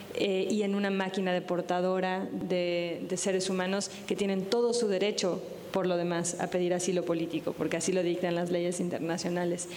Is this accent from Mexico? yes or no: yes; Mexico; Cuando decía México